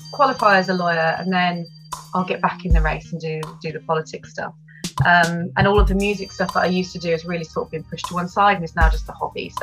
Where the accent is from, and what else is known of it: United Kingdom; born or raised there